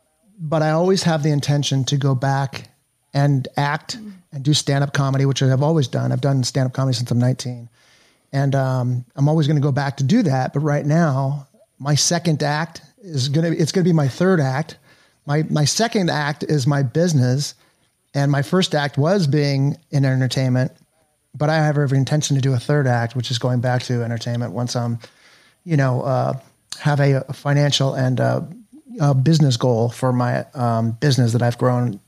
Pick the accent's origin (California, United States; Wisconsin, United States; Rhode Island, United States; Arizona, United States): California, United States; Los Angeles; growing up in LA, born and raised in Encino